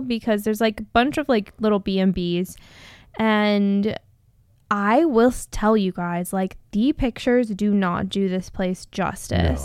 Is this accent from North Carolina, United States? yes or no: no; Southern California, United States; now in Arizona, United States; we grew up in Southern California